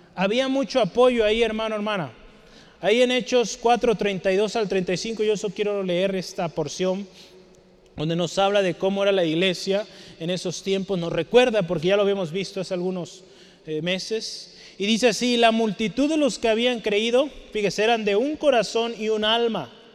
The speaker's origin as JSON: {"language": "Spanish", "country": "Mexico", "said": "como aquí como los mexicanos, vea cómo ponemos nombres"}